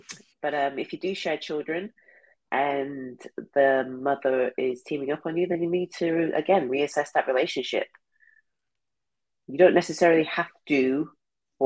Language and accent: English; England, United Kingdom; moved away; I'm from England